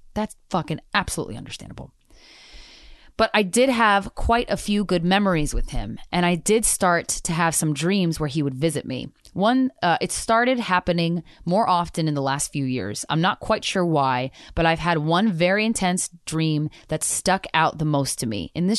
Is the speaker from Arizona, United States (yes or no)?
yes; Arizona, United States; Grandfather was in the military and I grew up in Arizona.